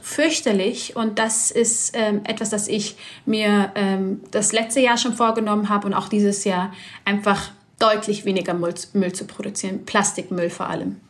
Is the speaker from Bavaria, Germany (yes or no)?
yes; Bavaria, Germany; Ich komme aus Bayern